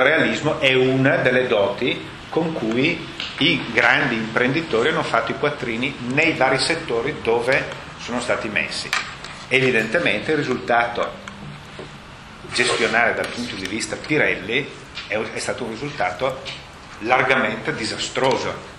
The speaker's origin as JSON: {"language": "Italian", "town": "Brescia", "region": "Lombardy", "country": "Italy", "accent": "Brescian", "said": "presidente della S M di Brescia, che il mio accento tradisce"}